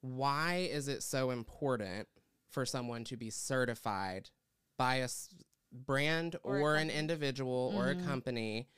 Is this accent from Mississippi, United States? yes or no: no; East Tennessee, United States; moved away; And I'm from East Tennessee.